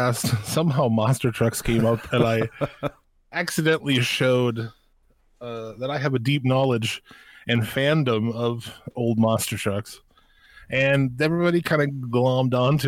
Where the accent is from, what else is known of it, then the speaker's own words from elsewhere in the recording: United States; since I'm from America.